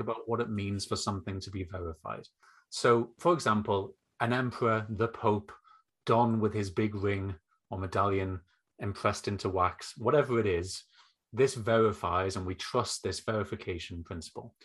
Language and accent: English; North East England, United Kingdom; as you can hear, probably from my accent, um, I grew up and now live in the northeast of England